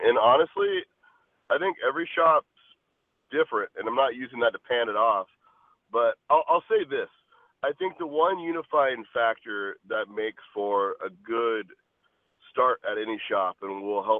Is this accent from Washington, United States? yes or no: yes; Washington, United States; also born or lived in California / Arizona; I was born in California, grew up in Washington State after that for a handful of years, and then lived in Arizona for the most part.